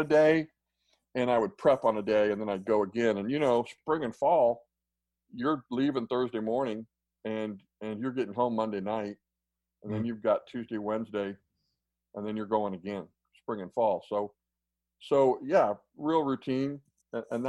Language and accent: English; Central Kansas, United States; I grew up in Central Kansas